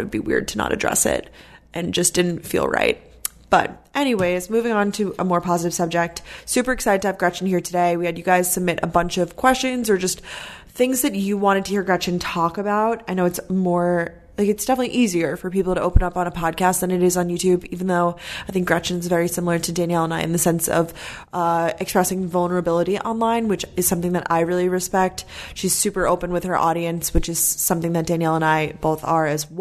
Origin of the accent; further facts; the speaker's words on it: Long Island, New York, United States; also born or lived in Georgia; I'm from Long Island, New York